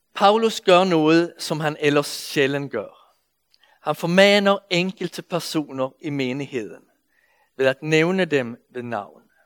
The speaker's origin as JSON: {"language": "Danish", "country": "Sweden", "accent": "Swedish", "second_language": "Danish", "moved": "yes", "lives_now": "Denmark", "said": "jeg kommer fra Sverige, så I må anstrenge jer lidt for at følge med i min svenske accent"}